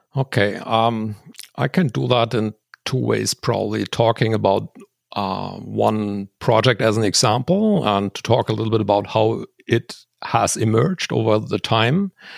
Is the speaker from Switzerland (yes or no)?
yes; Switzerland; there's a high plateau near my hometown